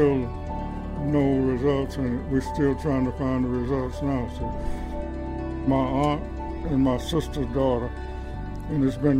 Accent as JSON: {"language": "English", "area": "Ben Hill County", "region": "Georgia", "country": "United States", "tie": "born or raised there", "also_born_or_lived": "Buffalo, New York", "moved": "as an adult", "said": "I was born and raised in Van Hill County. This is my home"}